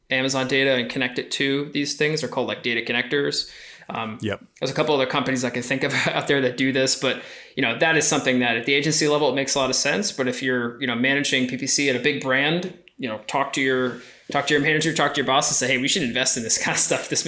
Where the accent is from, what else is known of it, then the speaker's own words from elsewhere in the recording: East Coast, United States; Similarly, I'm East Coaster as well, so uh, fast talker.